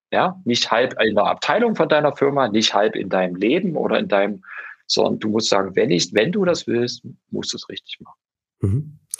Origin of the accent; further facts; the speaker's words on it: Dresden, Saxony, Germany; Ich bin, äh, ich bin Dresdner, original, und bin in Dresden aufgewachsen